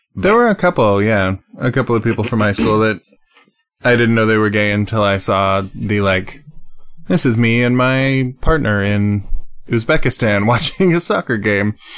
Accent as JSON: {"language": "English", "country": "United States", "said": "I, I'm an American"}